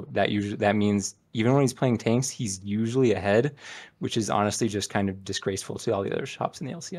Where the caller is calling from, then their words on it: Utah, United States; Calling from middle of nowhere, Utah, soon to be somewhere, Utah.